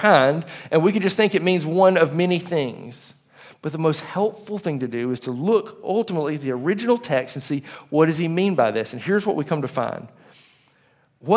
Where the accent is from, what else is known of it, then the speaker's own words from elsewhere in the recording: Leeds, Alabama, United States; I lived in Leeds, Alabama for most of my life